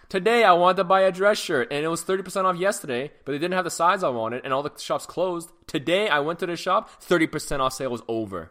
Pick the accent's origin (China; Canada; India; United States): Canada; also born or lived in Hong Kong; when I was growing up in Canada